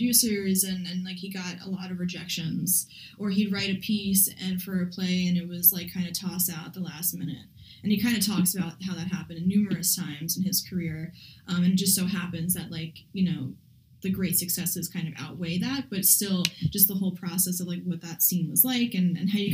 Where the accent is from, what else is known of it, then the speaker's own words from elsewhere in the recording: New York City, New York, United States; it's my hometown, you know, Shaolin